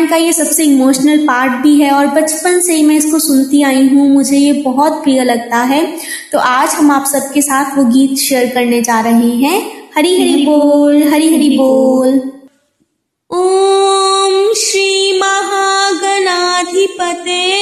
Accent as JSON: {"language": "Hindi", "town": "Pathankot", "region": "Punjab", "country": "India", "said": "और मैं एक हाउस वाइफ हूँ और हम दोनों पठानकोट के रहने वाले हैं"}